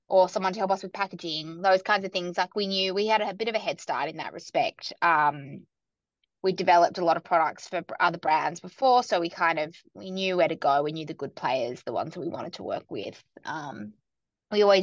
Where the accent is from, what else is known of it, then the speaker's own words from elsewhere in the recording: Sydney, New South Wales, Australia; moved away as an adult; also born or lived in New York; now in Melbourne, Australia; I grew up in Sydney and then I moved to New York in my kind of early to mid-20s